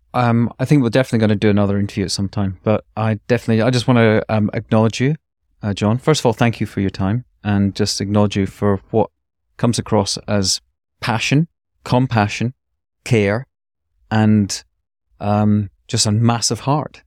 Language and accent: English; Scotland, United Kingdom; being Scottish